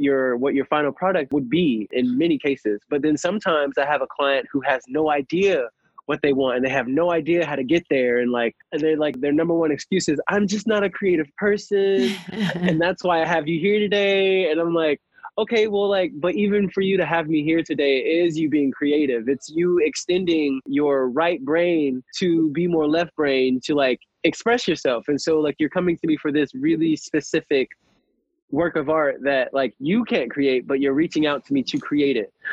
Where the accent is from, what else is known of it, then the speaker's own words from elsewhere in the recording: Atlanta, Georgia, United States; also born or lived in Ohio; growing up in Atlanta, I'm originally from Ohio, but like we moved here in 2001